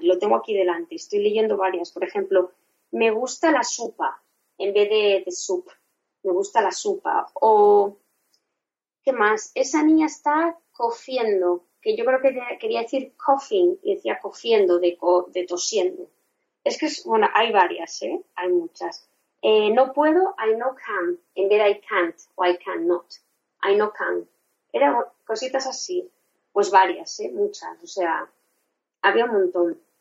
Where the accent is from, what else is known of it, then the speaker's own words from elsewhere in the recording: Spain; first language Spanish; mi idioma materno es el español, sabe que soy española